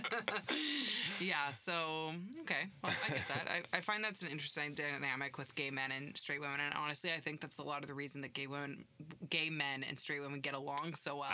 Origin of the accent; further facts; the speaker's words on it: Canada; I'm from Canada.